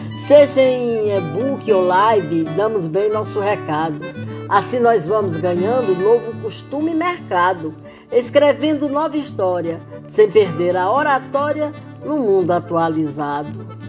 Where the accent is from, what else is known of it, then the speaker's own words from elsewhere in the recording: Poeiras, Ceará, Brazil; moved away; Eu nasci em Poeiras, no Ceará